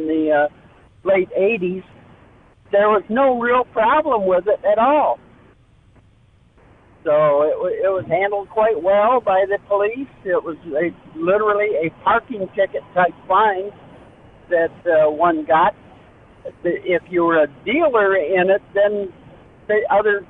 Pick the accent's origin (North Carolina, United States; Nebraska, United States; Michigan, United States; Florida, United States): Michigan, United States; moved away as an adult; My hometown of in Michigan